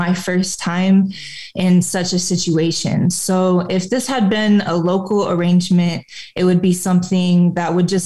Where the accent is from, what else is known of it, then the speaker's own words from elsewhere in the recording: a suburb of Flint, Michigan, United States; So I was born in a suburb of Flint, Michigan, and that is where I grew up.